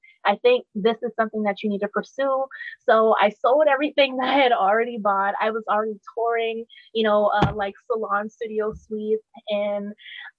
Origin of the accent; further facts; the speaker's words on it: Charleston, South Carolina, United States; I am from Charleston, South Carolina.